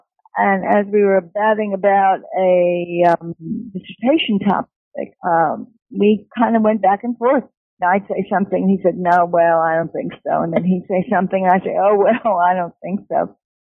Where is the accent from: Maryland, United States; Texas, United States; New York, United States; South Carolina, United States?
New York, United States; New York City; I was born and educated in New York City